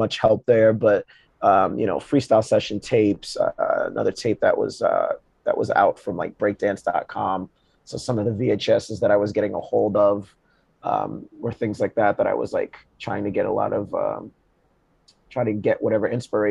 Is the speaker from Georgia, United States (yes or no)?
yes; Georgia, United States; moved away as an adult; also born or lived in Boston; now in Brooklyn, United States; Born and raised in Georgia